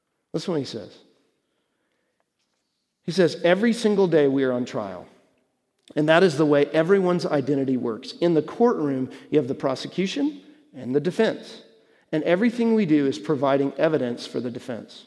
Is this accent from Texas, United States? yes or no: yes; Texas, United States; moved away; I was growing up in Texas